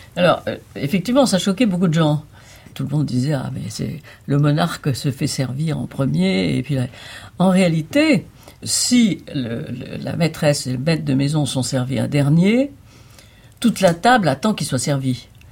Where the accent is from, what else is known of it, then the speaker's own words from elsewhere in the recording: Nice, Provence-Alpes-Côte d'Azur, France; moved away; je viens du Midi et le Midi, l'art lyrique est quand même important. Donc aussi aussi loin que je remonte, j'ai assisté toute petite déjà à des représentations ou à l'Opéra de Nice ou à l'Opéra de Monte Carlo